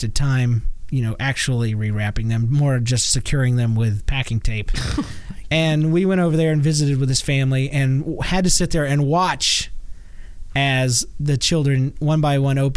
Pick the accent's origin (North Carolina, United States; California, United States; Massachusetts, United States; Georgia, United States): Georgia, United States; I'm from Georgia